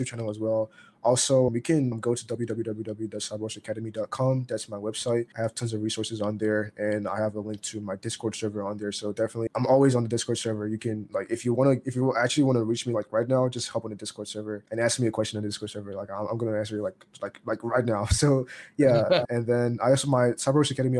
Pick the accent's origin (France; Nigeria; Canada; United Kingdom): Nigeria; I'm Nigerian